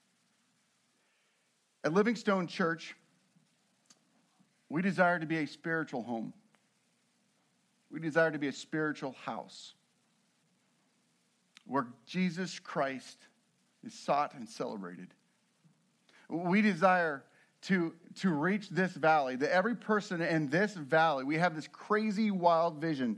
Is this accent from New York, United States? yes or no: no; Nebraska, United States; moved away; also born or lived in Colorado; I'm originally from Nebraska. We began there